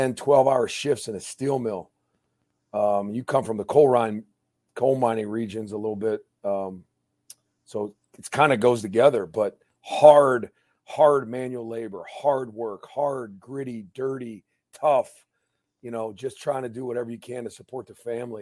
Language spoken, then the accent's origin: English; Ambridge, Pennsylvania, United States; moved away; born and raised in Ambridge, Pennsylvania